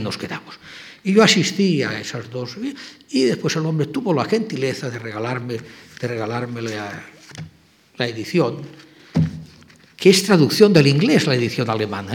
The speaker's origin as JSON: {"language": "Spanish", "country": "Spain", "also_born_or_lived": "Germany", "moved": "as an adult", "said": "yo era español"}